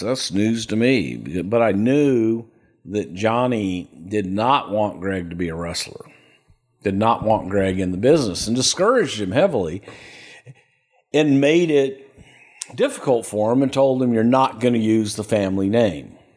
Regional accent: El Paso, Texas, United States; moved away; also born or lived in Houston, Texas; I grew up in El Paso

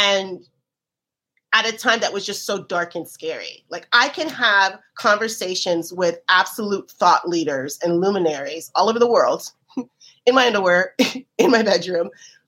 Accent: Miami, Florida, United States; I grew up in Miami

